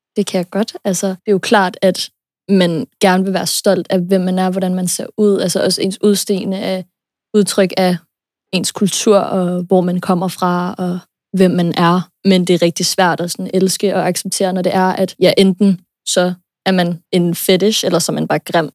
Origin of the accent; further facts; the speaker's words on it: United States; moved away; jeg er født og opvokset i USA